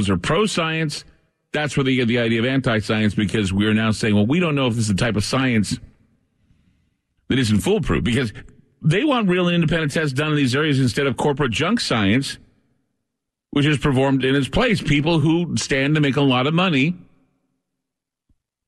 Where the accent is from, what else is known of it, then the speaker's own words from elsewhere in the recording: Portland, Oregon, United States; my hometown of Portland, Oregon